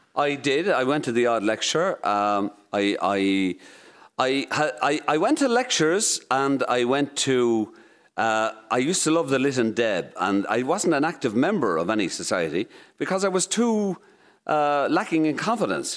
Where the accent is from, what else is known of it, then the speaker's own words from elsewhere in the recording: Moate, Westmeath, Ireland; Maud was quite an experience to grow up in.